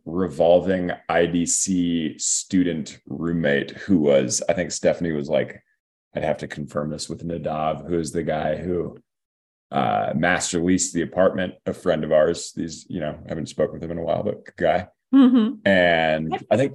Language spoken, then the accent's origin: English; Seattle, Washington, United States; I am born and raised in Seattle